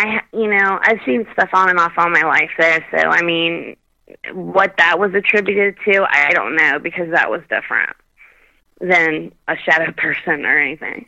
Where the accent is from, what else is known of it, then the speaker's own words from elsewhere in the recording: Kentucky, United States; I was brought up in Kentucky